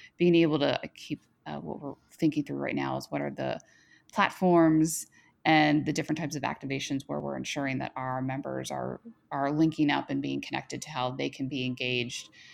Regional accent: Cincinnati, Ohio, United States; moved away as an adult; now in Washington, D.C., United States; I grew up in the Midwest, the Queen City

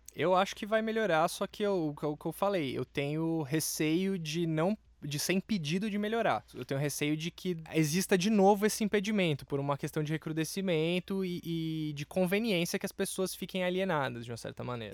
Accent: Brazil; eu me vejo enquanto brasileiro

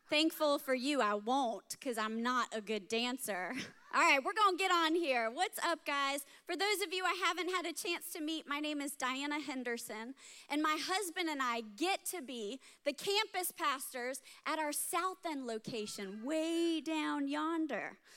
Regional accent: Germany; now in United States; I grew up in Germany, part of a military family, and so we never went on family vacations because we lived in a vacation destination. Like we traveled all around Europe on the weekends. So it wasn't until we moved back to the States

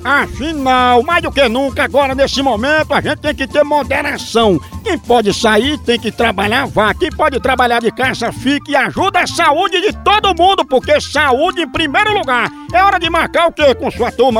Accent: Piripiri, Piauí, Brazil; Piripiri, essa é minha terra abençoada no meu Piauí!

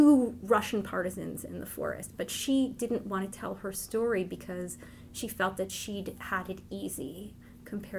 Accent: Montreal, Quebec, Canada; born or raised there; first language Yiddish; English is a second language

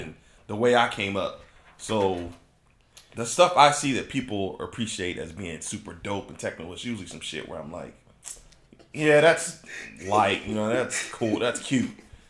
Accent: Cartersville, Georgia, United States; now in Maryland, United States; And I've been in Maryland. I'm originally from Cartersville, Georgia. If anybody doesn't know, I'm a military brat.

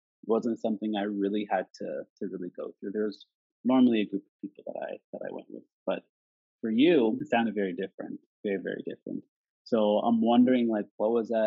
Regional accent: Nova Scotia, Canada; I was raised, how I was brought up in Canada, in this little province called Nova Scotia

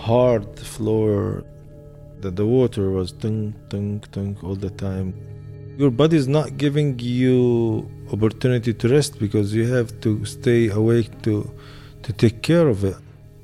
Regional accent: Jerusalem, Palestine; now in Jericho, Palestine; I'm originally from Jerusalem. Now I live in Jericho. I'm 42 years old.

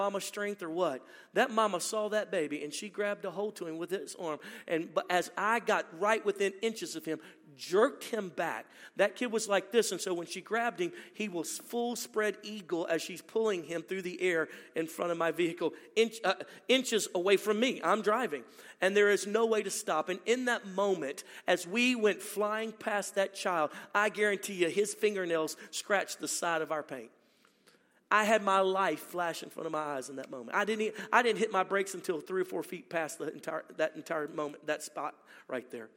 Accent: Baton Rouge, Louisiana, United States; My wife and I are from originally born and raised in Louisiana, Baton Rouge, Louisiana.

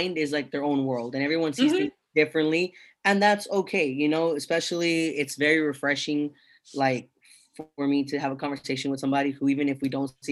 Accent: United States; I was born in America

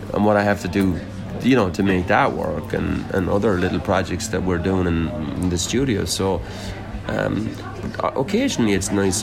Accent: Limerick, Munster, Ireland; moved away; also born or lived in London

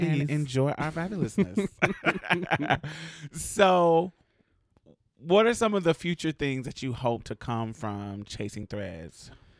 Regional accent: Alabama, United States; So we come from Alabama. I'm from up north, with roots in Mississippi.

